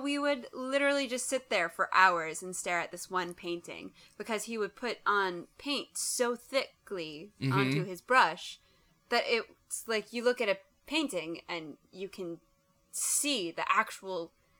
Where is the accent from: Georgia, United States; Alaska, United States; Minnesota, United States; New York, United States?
Minnesota, United States; Twin Cities area; moved away as an adult; now in Greenville, United States; I'm from the Twin Cities area in Minnesota